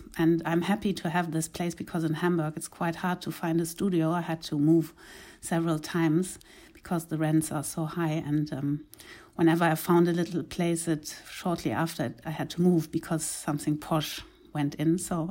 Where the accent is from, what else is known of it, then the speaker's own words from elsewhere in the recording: Uganda; English is a second language; also born or lived in Kenya; now in Germany; because I was raised in East Africa, mainly in Uganda and Kenya. And when I came back in the late 80s to Germany, it was not familiar at all for me